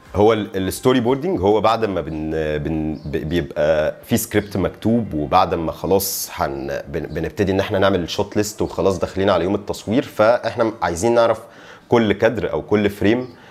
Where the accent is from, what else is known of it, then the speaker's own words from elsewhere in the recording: Alexandria, Alexandria Governorate, Egypt; انا اسكندراني والمين ماركت بتاعي او شغلي هو القاهره